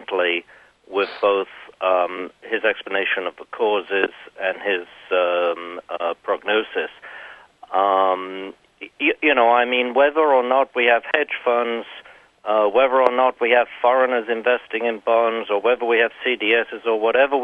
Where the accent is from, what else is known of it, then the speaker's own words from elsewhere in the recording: England, United Kingdom; I'm English